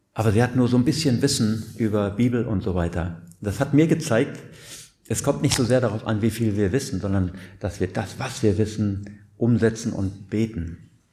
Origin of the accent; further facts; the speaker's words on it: Siegerland, North Rhine-Westphalia, Germany; ich komme ja aus dem Siegerland